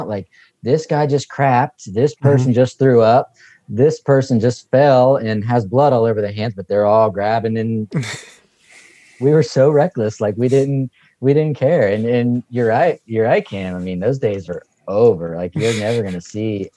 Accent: West Virginia, United States; accent: Southern; moved away as an adult; now in Kentucky, United States; I grew up in West Virginia and most of my family's from West Virginia. I spent the last 20 years in Kentucky

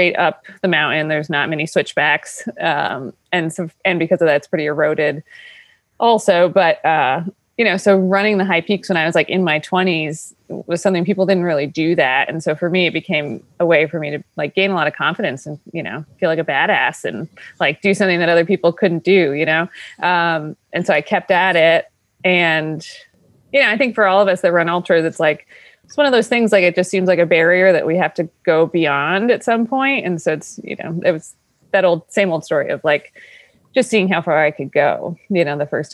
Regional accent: Paul Smiths, New York, United States; also born or lived in Lake Placid, New York; I grew up in Paul Smith, New York

